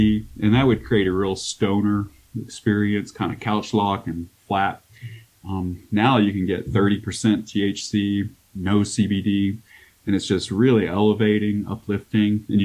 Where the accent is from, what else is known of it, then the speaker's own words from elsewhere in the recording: Arkansas, United States; now in Colorado, United States; I grew up in Arkansas too, so like we didn't have hardly anything there